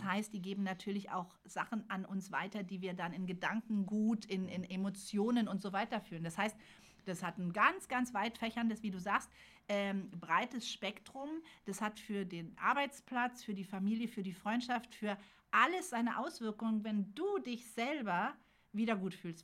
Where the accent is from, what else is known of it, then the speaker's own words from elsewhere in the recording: Berlin, Germany; ich bin geboren in Berlin